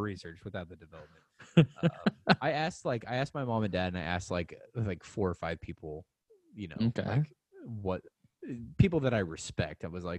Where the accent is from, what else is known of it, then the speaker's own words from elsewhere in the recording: Salem, Illinois, United States; now in Omaha, United States; my hometown in Salem, Illinois